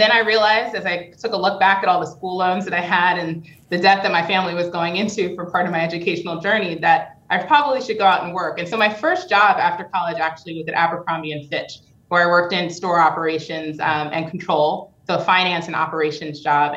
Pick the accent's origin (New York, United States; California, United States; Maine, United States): New York, United States; moved away as an adult; now in Portland, United States; growing up in New York